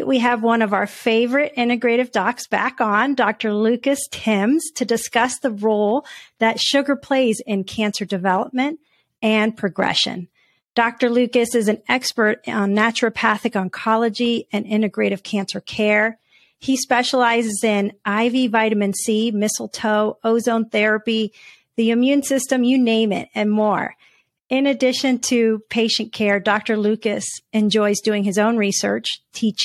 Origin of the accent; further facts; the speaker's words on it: Puerto Rico; I'm from Puerto Rico